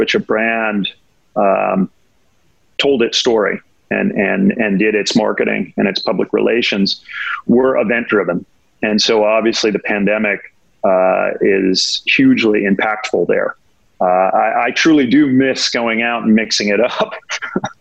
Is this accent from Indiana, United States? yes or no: no; Laguna Beach, California, United States; moved away as an adult; also born or lived in Los Angeles, United States; now in New York, United States; I was born in LA, so West Coast guy, born and raised in Laguna Beach